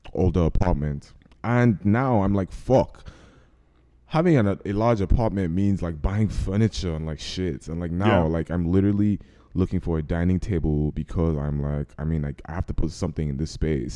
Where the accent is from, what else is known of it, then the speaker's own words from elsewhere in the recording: Nigeria; accent: Nigerian; I'm Nigerian. We're Nigerian.